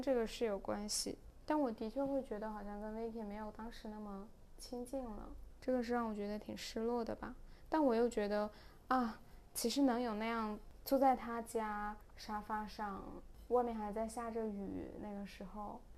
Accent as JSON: {"language": "Chinese", "country": "China", "tie": "born or raised there", "moved": "yes", "lives_now": "Hong Kong", "said": "两个出生于内地，现在暂居香港的女性"}